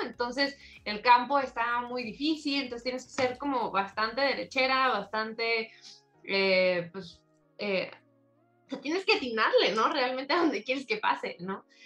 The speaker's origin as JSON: {"language": "Spanish", "region": "Morelos", "country": "Mexico", "said": "yo soy de Morelos, eh, mi campo es Campestre de Cocoyoc"}